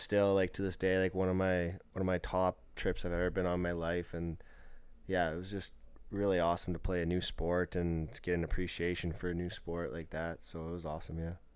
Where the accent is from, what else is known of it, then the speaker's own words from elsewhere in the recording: Lloydminster, Saskatchewan, Canada; that's my hometown. I grew up playing for them